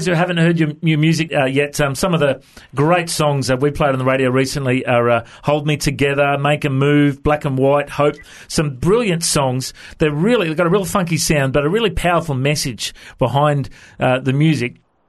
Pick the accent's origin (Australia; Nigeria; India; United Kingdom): Australia; accent: Australian; have you chatted to many Aussies before? Is my accent okay?